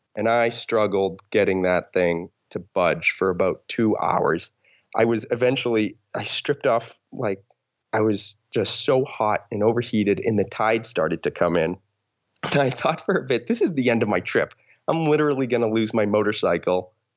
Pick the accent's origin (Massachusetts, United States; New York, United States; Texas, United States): Massachusetts, United States; Boston; moved away as an adult; now in Seattle, United States; I am from Boston, Massachusetts. That's where I grew up, but uh, most recently I've been living in Seattle, Washington.